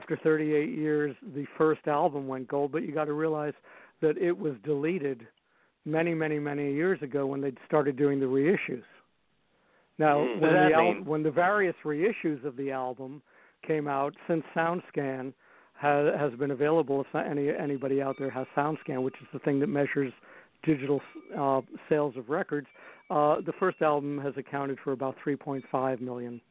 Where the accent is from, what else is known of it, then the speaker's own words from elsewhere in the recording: United States; moved away as an adult; also born or lived in London; now in Europe; I'm American originally, but I moved to Europe to be able to do my own music